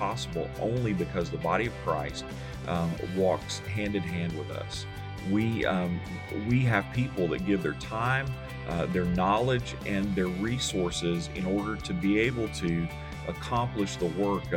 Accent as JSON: {"language": "English", "town": "Memphis", "region": "Tennessee", "country": "United States", "tie": "born or raised there", "also_born_or_lived": "Alabama", "said": "I grew up in Memphis, although I started out in Alabama"}